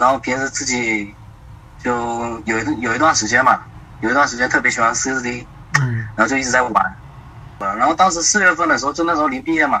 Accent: Fujian, China; now in Shanghai, China; 啊，福建的。

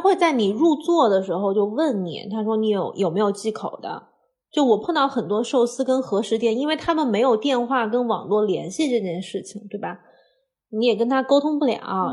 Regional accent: Hunan, China; 我是湖南人

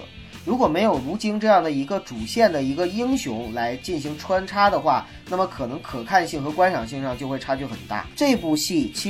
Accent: China; 每个人就是只要是在大陆成长的人，呃，九零后我不太清楚，但是七零后和八零后，我能很肯定的说，我们从小是接受爱国主义教育长大的

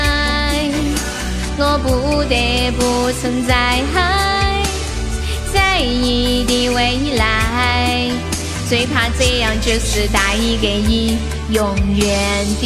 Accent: Sichuan, China; accent: Sichuan-accented Mandarin (川普); 听了我的川普

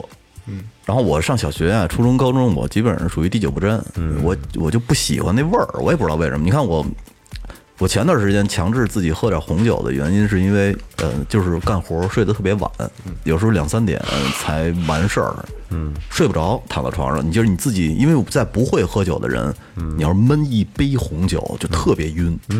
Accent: Mentougou, Beijing, China; 门头沟那边那个军工厂，特别封闭那个地儿。

